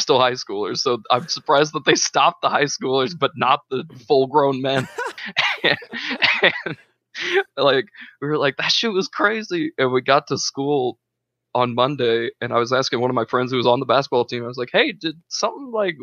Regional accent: Walton, Indiana, United States; moved away; I lived in Walton, which we only have like a population of like 1,500, if that. And then Kokomo is one of the bigger towns around my hometown.

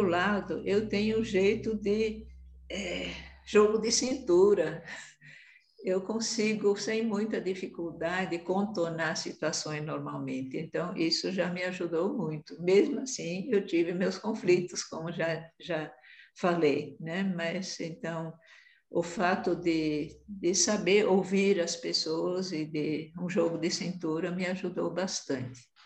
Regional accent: Brazil; moved away as an adult; also born or lived in Angola; Eu, como sou muito branca, é, não era tão vista como brasileira, né, apesar de ser

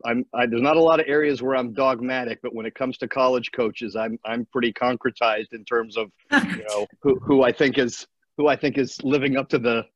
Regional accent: Baltimore, Maryland, United States; moved away as an adult; I grew up in Baltimore.

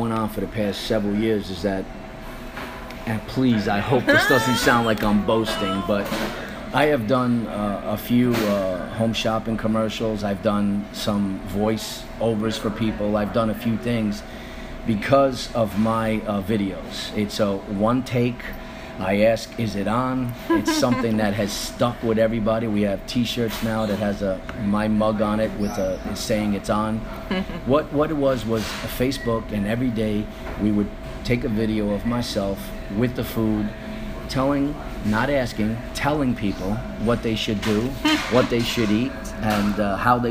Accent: New York, United States; moved away; I am Italian from New York.

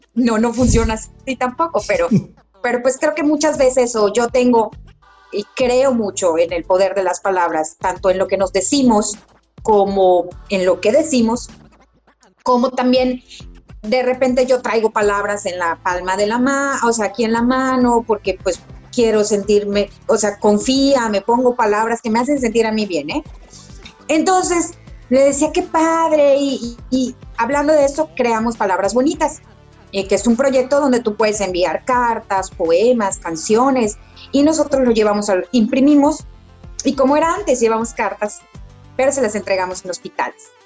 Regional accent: Yucatán, Mexico; soy esa típica yucateca

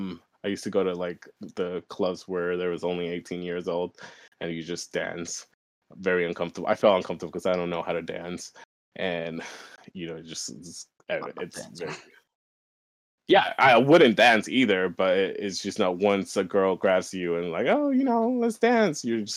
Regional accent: New York, United States; also born or lived in Kent; okay, I'm from New York. I was born in New York. I just moved here, and like, we lived in Kent

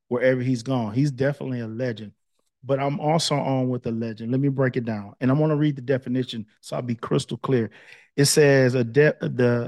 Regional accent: Palestine, Texas, United States; moved away; we're both from Palestine

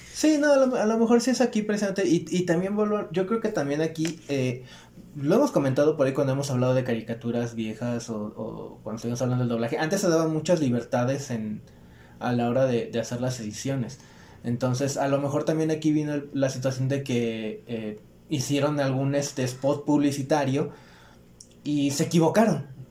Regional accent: Chilpancingo, Guerrero, Mexico; also born or lived in Acapulco; now in Mexico City, Mexico; yo soy de Chilpancingo. Nada más estoy aquí entre semana

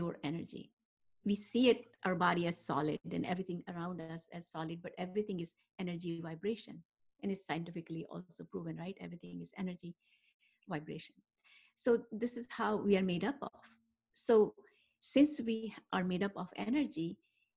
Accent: India; moved away; that's how I was raised back in India, in more Ayurvedic style

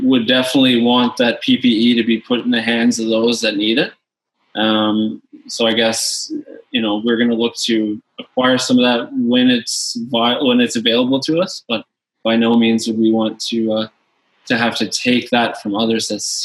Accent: St. John's, Newfoundland and Labrador, Canada; also born or lived in Louisiana, United States; moved up here as a child and been able to grow and become a Canadian

